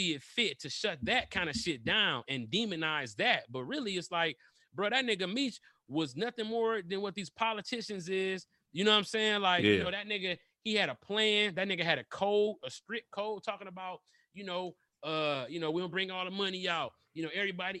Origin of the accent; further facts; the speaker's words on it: Detroit, Michigan, United States; I'm from Detroit